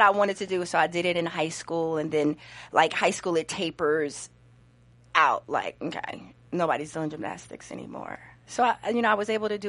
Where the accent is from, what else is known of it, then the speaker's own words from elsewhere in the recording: Orange, New Jersey, United States; also born or lived in Newark, New Jersey / Montclair, New Jersey / New York; where were we living? Either East Orange or Newark